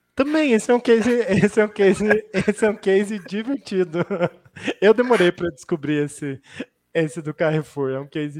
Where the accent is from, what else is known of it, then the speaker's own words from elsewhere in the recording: Curitiba, Paraná, Brazil; Hoje eu estou na Trinx, sou aqui de Curitiba